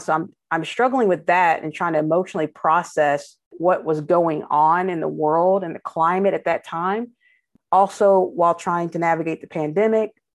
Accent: Frankfort, Kentucky, United States; moved away; I'm from Frankfurt originally

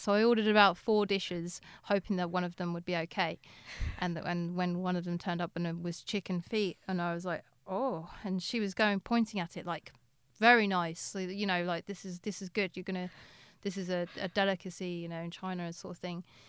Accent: England, United Kingdom; being English

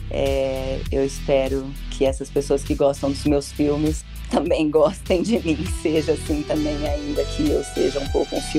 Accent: Ituverava, São Paulo, Brazil; eu sou de Tuverava

